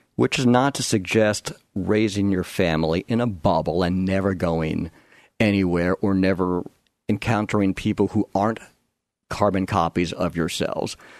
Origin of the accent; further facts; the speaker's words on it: Long Island, New York, United States; moved away as an adult; now in Oregon, United States; I grew up on Long Island in suburbia, about forty-five minutes east of New York City